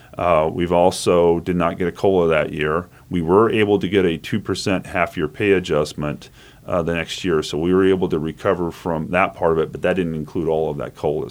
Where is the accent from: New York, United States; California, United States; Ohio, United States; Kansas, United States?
Kansas, United States; Manhattan; also born or lived in Wichita, Kansas; I was born in Wichita, but, you know, a little toddler, I got here to Manhattan, I've been here ever since